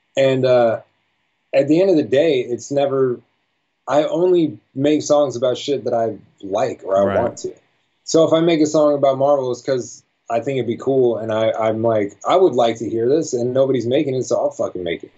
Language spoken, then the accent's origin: English; Las Vegas, Nevada, United States; I was born and raised in Vegas